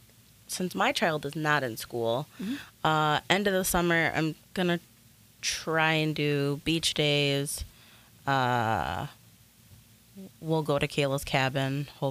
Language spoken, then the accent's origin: English; Little Canada, Minnesota, United States; we grew up in Little Canada.